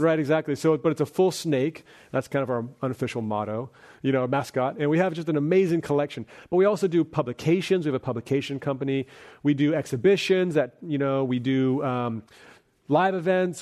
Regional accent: Bay Area, California, United States; growing up in the Bay Area

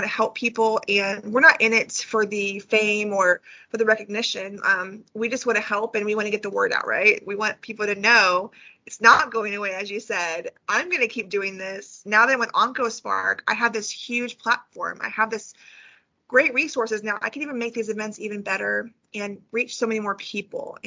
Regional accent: California, United States; now in Northwest Arkansas, United States; I'm from California

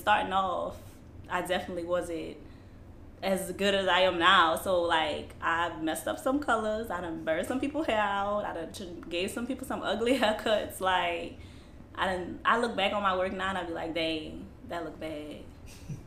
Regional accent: New Orleans, Louisiana, United States; I'm from here, New Orleans, Gentilly area, born and raised here

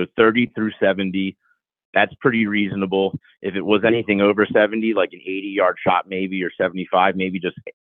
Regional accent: Pennsylvania, United States; now in Arizona, United States; growing up in Bucks County, Pennsylvania, I've taken an archery lesson from a professional. But when I moved out here, the Arizona Archery Club was right down the street from my house

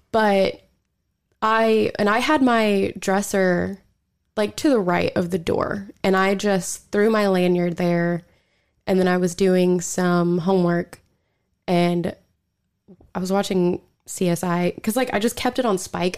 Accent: Skiatook, Oklahoma, United States; I'm actually from Skytook

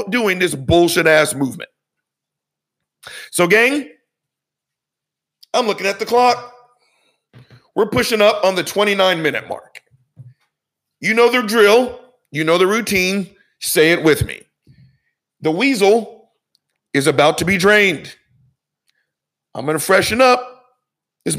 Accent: the South, United States; I grew up in the South

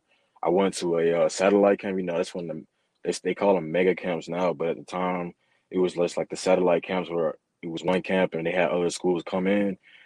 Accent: Covington, Georgia, United States; Man, you know, I'm from Covington, Georgia. There's just a lot of great athletes come out of there.

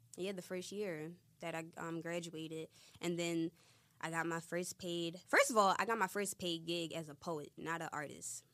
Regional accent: Philadelphia, Pennsylvania, United States; I'm from Philly.

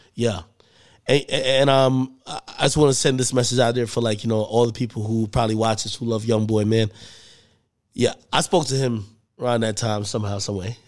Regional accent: New Jersey, United States; I'm from Jersey

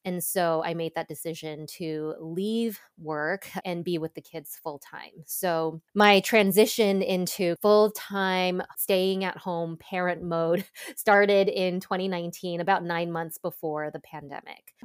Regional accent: Los Angeles, California, United States; moved away as an adult; also born or lived in Boston / Ann Arbor, Michigan; now in Seattle, United States; I was born in Boston, grew up in Southern California, in suburb of L

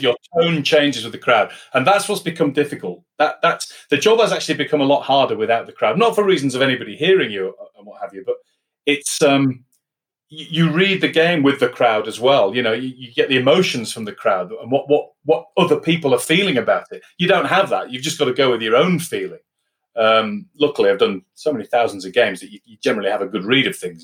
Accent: Yorkshire and the Humber, United Kingdom; I'm a Yorkshireman

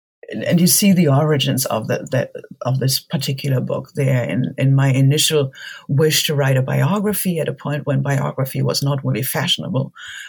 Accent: Germany; Growing up in Germany, being interested in history in general.

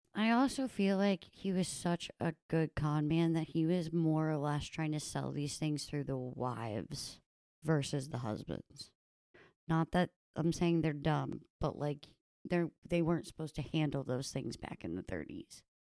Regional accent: United States; I am an American

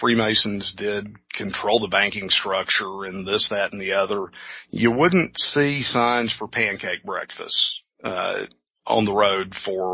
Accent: the South, United States; I was raised Protestant here in the South in the Church of Christ

